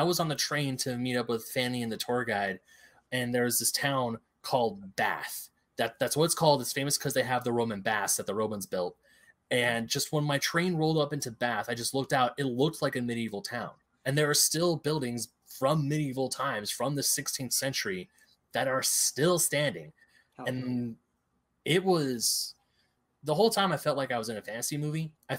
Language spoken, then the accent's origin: English; California, United States; we're from California.